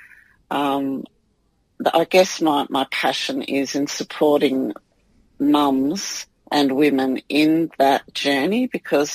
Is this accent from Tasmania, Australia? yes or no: no; New South Wales, Australia; moved away; also born or lived in Victoria; I was born in New South Wales, but we were living in Victoria